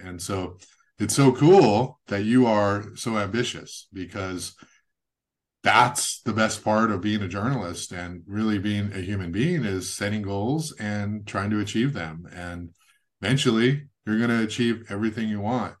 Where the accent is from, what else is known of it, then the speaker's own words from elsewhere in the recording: Goleta, California, United States; also born or lived in San Jose; I grew up in Goleta, Santa Barbara